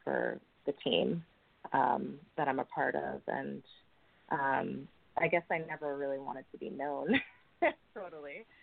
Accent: New York City, New York, United States; I grew up in New York City

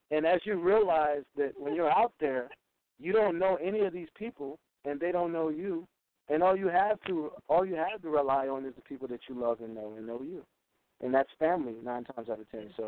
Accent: South Carolina, United States; we met over ten years ago in New York, and we're both from South Carolina.

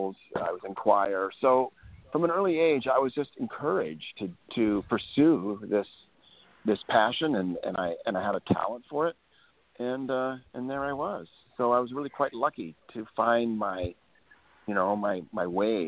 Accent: Billings, Montana, United States; I grew up in Billings, Montana, youngest of five kids

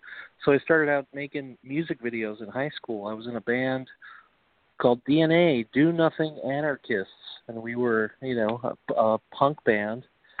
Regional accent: Queens, New York, United States; accent: Brooklynese; So I'm originally from Queens, New York, and don't you forget it. I'm an old school New York kind of guy. I took diction lessons to lose my Brooklynese accent.

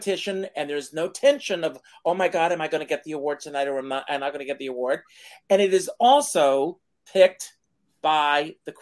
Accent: South Carolina, United States; now in New York, United States; my growing up in South Carolina and coming to New York

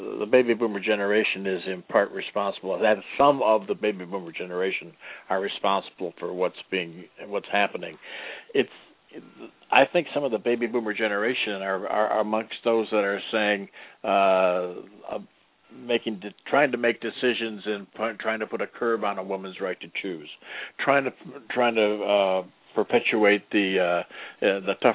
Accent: Detroit, Michigan, United States; moved away; I'm from Detroit

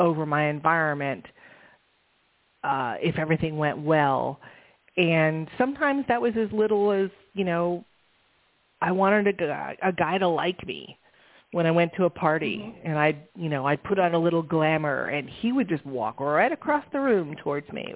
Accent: San Francisco, California, United States; I grew up in San Francisco

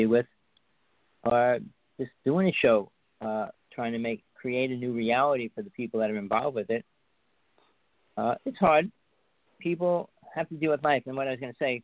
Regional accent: North Bergen, New Jersey, United States; now in Big Island of Hawaii, United States; I grew up in Jersey. I spent most of my life there

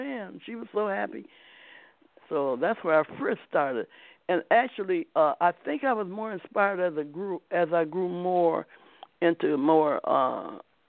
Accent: Akron, Ohio, United States; also born or lived in Wisconsin; now in San Diego, United States; I was raised in Ohio, not too far from West Virginia

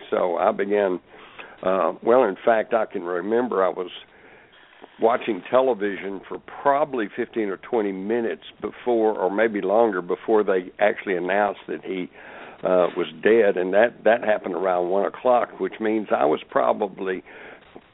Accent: Texas, United States; I grew up in Texas. I'd been deer hunting. I even had some bolt-action rifles.

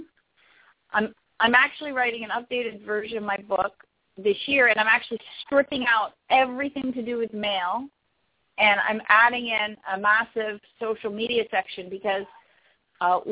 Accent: Canada; I am from Canada

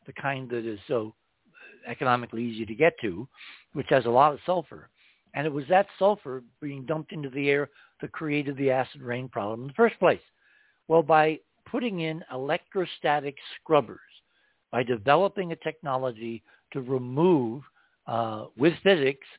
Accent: New England, United States; now in New Mexico, United States; growing up in New England

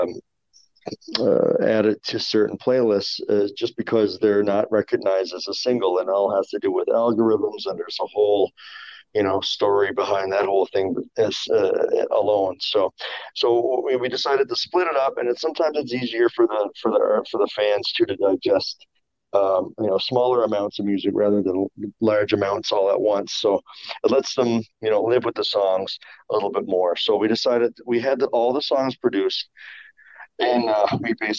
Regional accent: Newfoundland and Labrador, Canada; I'm from Newfoundland

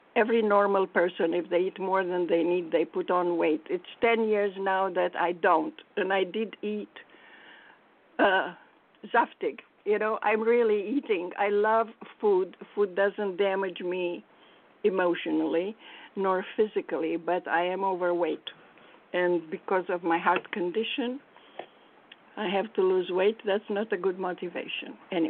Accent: Manhattan, New York, United States; And I come from Manhattan where you can pay very little for a good rice and beans thing and even a sashimi.

